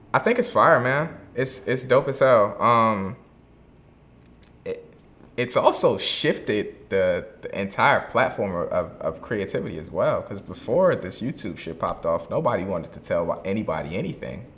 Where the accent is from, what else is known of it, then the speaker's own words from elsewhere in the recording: Virginia, United States; now in Atlanta, United States; I'm originally from Virginia